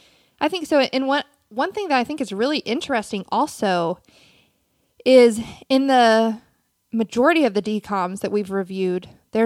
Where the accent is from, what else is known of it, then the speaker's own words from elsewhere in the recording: South Carolina, United States; I'm from South Carolina.